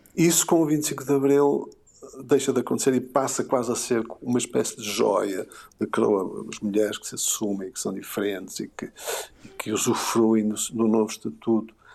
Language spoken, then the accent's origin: Portuguese; Porto, Norte, Portugal; da Foz, um, sobretudo da Foz, uh, junto ao Rio, aquela zona onde eu cresci, a minha adolescência, parte da minha infância